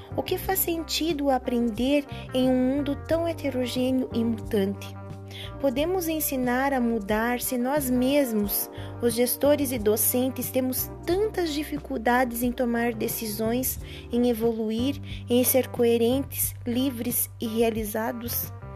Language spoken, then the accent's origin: Portuguese; Capanema, Paraná, Brazil; sou de Capanema, Paraná